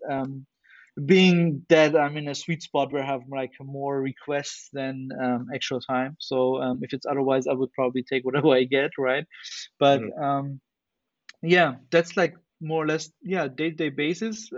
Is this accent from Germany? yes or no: yes; Germany; in Germany, we also have something which is called like you have to do either either military service or um, civil service, and I and I did that for nine months.